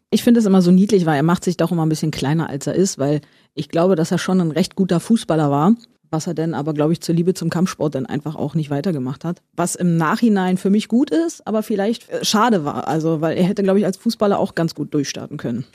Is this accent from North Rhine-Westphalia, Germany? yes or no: no; Berlin, Germany; Wir Berliner